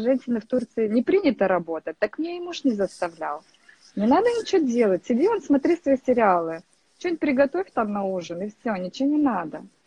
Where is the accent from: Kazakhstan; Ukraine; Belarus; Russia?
Kazakhstan; moved away as an adult; now in Turkey; я сама из Казахстана, из очень маленького городка, из области, можно сказать, где, в принципе, все и начиналось